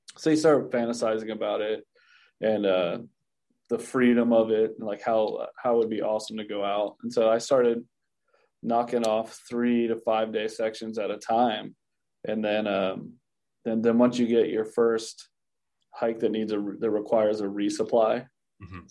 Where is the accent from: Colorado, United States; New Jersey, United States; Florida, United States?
Florida, United States; also born or lived in Connecticut; But I moved to Florida when I was like three. So I grew up in Florida